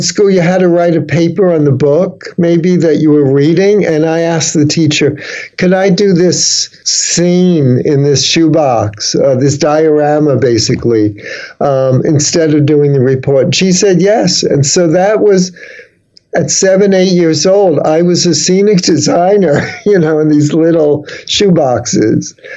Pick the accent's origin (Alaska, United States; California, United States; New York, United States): New York, United States; New York City; moved away as an adult; also born or lived in San Francisco; I grew up in the Bronx